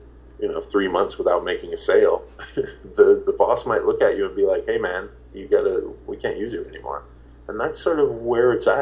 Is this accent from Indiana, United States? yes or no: yes; Indianapolis, Indiana, United States; moved away; I'm from Indiana